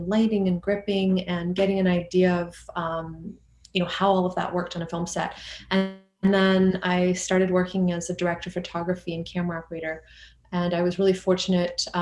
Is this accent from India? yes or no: no; Geneva, Switzerland; moved away as an adult; also born or lived in Vancouver, Canada; I grew up in Geneva, Switzerland